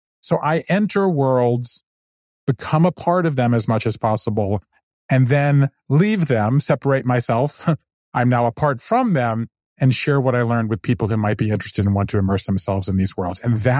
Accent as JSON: {"language": "English", "region": "Southern US", "country": "United States", "tie": "born or raised there", "said": "But yet I grew up Jewish in the South. And so therefore I grew up apart from that."}